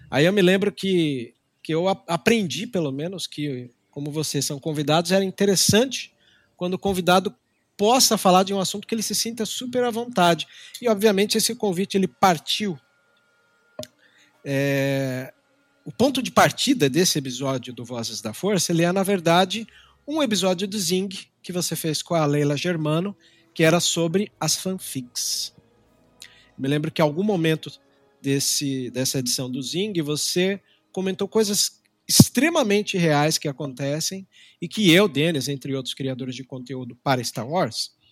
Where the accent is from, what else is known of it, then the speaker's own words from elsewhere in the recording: São Paulo, Brazil; Eu sou de São Paulo, do ABC Paulista. Né? Cresci no movimento de brigas de gangue.